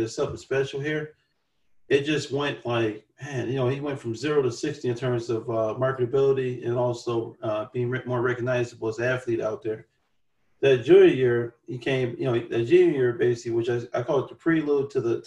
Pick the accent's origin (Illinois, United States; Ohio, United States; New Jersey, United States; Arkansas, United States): Illinois, United States; Chicago; being a Chicagoan